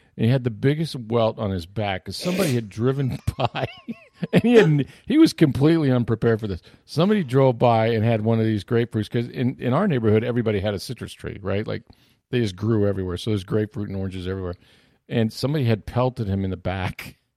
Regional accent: St. Petersburg, Florida, United States; I grew up in Northwest Saint Petersburg

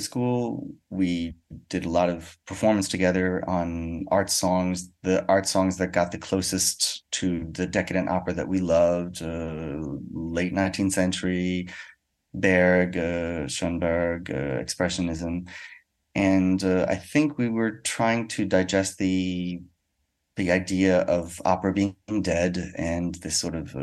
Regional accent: United States; now in Paris, France; I'm a musician from America, but I live in Paris, France

